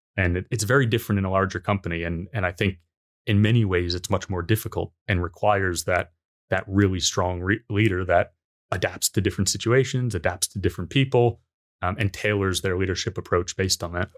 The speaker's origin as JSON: {"language": "English", "country": "United States", "said": "being American myself"}